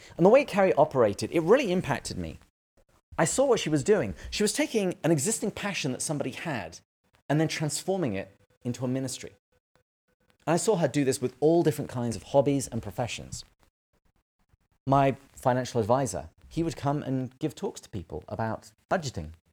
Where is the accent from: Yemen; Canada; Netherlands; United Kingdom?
United Kingdom; England; moved away as an adult; now in United States; I am originally from England, but I moved to the States about ten years ago now.